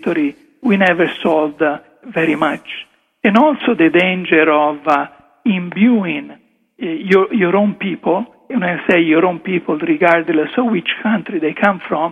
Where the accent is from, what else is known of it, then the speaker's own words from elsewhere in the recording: Italy; first language Italian; English is a second language; moved away; English is not really it's not my first language, as you can hear from my accent, I go back into mentally translating what I would have said in Italian